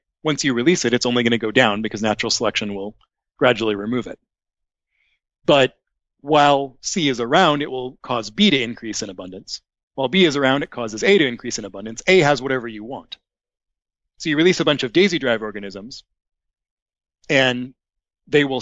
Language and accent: English; United States; also born or lived in Seattle, Washington / Portland, Oregon; now in Massachusetts, United States; So I'm from the West Coast. I grew up in Seattle and Portland.